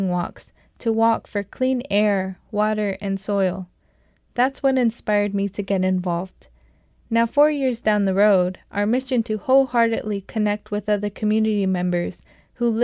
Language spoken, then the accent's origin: English; Richmond, California, United States; I grew up near the Chevron Richmond refinery in California